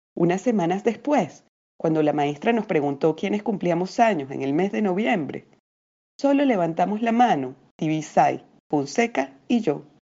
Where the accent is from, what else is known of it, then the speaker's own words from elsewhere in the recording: Venezuela; moved away as an adult; now in Lima, Peru; narradora y poeta venezolana eh, residenciada hace algunos años en Lima, así que también soy peruana por elección y adopción.